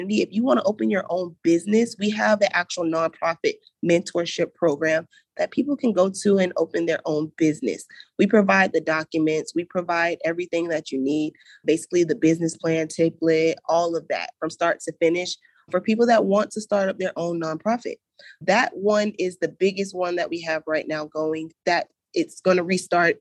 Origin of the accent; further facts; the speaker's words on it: Gainesville, Florida, United States; moved away as an adult; now in Jacksonville, United States; I come from that east side part of Gainesville